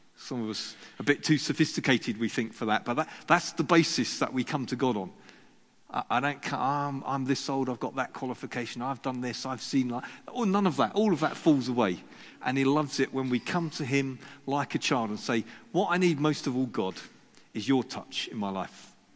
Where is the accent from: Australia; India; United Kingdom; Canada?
United Kingdom; Sussex, South East England; I was brought up in Sussex